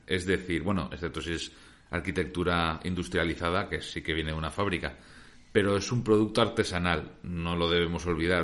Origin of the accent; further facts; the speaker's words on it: Valencia, Valencian Community, Spain; nosotros que somos de Valencia